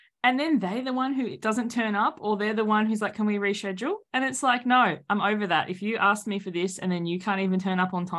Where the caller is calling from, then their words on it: Sydney, New South Wales, Australia; So everyone can hear the accent now. Welcome to the future. I'm joining you from Sydney, Australia.